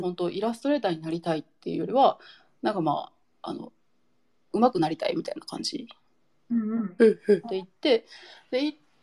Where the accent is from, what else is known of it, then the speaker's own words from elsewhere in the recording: Nara, Japan; also born or lived in Osaka; now in Tamba-Sasayama, Japan; 出身は奈良なんです